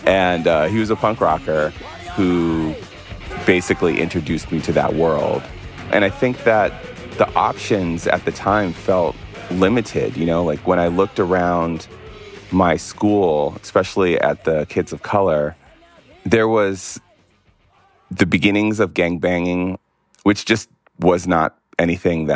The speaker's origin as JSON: {"language": "English", "area": "Barstow, Victorville, Apple Valley", "region": "California", "country": "United States", "tie": "born or raised there", "also_born_or_lived": "New York", "said": "I moved from New York when I was like 4 or 5 to a series of small towns. These are Barstow, Victorville, Apple Valley"}